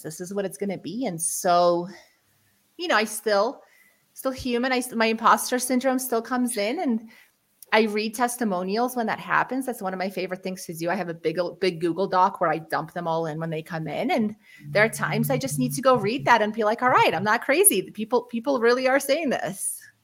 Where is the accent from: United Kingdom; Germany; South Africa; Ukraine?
Ukraine; now in United States; we're actually refugees from Ukraine. We moved to the United States mm. in 1991